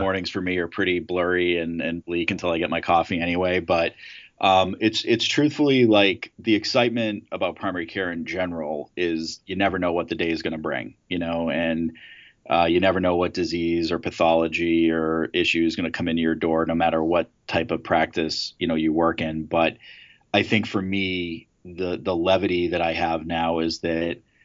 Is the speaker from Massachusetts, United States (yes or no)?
yes; Swampscott, Massachusetts, United States; also born or lived in Scottsdale, Arizona; I grew up in Swampscott, Massachusetts, which is about 20 miles on the coast north of Boston